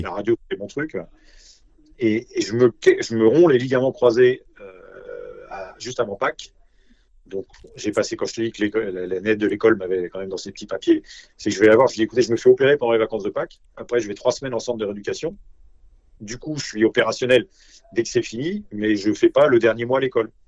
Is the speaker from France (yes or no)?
yes; Nancy, Grand Est, France; moved away; also born or lived in Paris; je suis originaire de Nancy